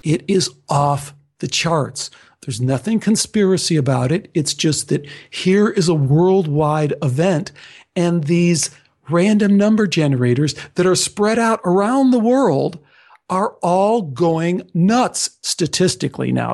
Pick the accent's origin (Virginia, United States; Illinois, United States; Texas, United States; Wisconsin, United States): Illinois, United States; Chicago; I was born in Chicago and only half my family is, is Greek